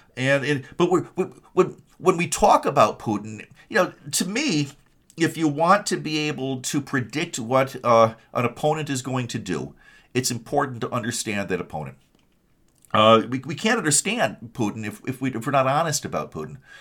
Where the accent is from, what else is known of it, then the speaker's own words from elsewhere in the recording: Kalamazoo, Michigan, United States; also born or lived in Detroit area, Michigan; I grew up in Kalamazoo, Michigan.